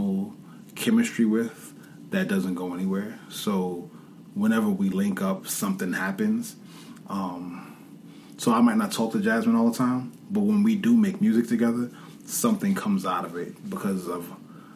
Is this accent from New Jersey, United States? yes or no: no; New York, United States; growing up as a New Yorker.